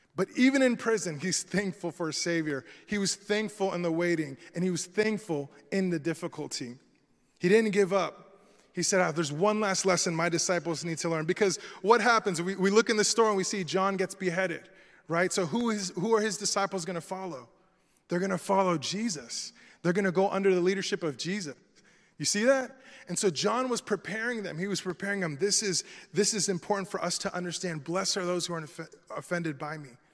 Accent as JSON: {"language": "English", "region": "Florida", "country": "United States", "tie": "born or raised there", "said": "I'm from Florida, right? So I'm born and raised here"}